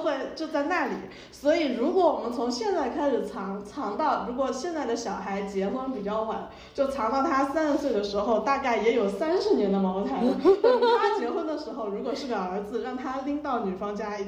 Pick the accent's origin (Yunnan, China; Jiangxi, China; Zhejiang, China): Zhejiang, China; Wenzhou; 然后我是温州陆城的嘛